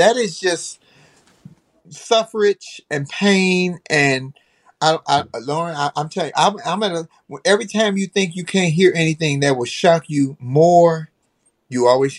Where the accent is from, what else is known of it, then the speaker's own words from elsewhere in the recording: United States; as a Black American that was born in the United States